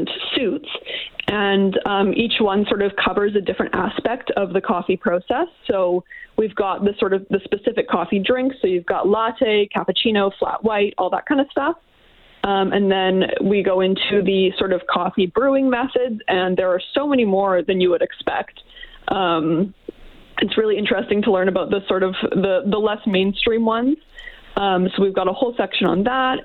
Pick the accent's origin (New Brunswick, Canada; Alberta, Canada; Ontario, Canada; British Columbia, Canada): Alberta, Canada; St. Albert; moved away as an adult; also born or lived in Edmonton; now in Oakville, Canada; I was raised in St. Albert